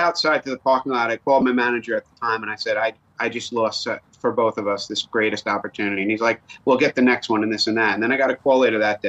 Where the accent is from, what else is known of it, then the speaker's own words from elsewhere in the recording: New York, United States; accent: New York; my New York accent